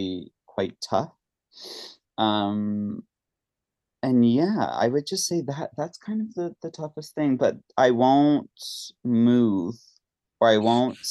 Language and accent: English; Mississauga, Ontario, Canada; moved away as an adult; also born or lived in Toronto / New York City; now in London, United Kingdom; I grew up in Toronto. Actually, a small city outside Toronto, Mississauga, but I was in Toronto all the time